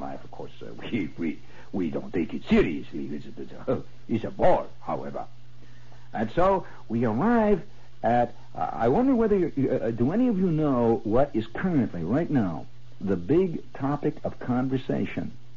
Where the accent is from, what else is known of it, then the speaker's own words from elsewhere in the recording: United States; as an American